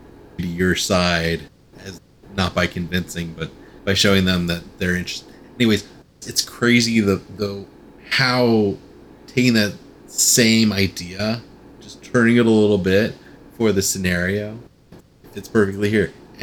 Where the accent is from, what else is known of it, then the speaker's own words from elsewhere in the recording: California, United States; I grew up in Southern California, so like back before when the Rams were there for the first time and then when they left.